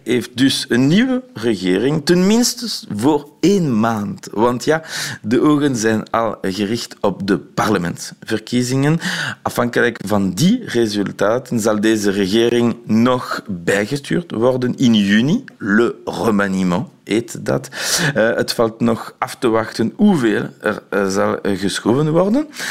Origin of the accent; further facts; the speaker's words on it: Belgium; als Belg